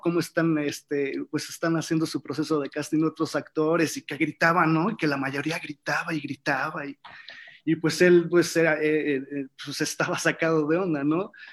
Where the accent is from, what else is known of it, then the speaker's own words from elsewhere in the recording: Mexico; also born or lived in Argentina; Yo siendo mexicano en otro país